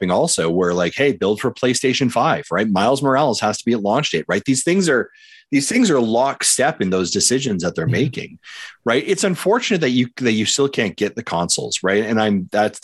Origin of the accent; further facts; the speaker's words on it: Canada; As a Canadian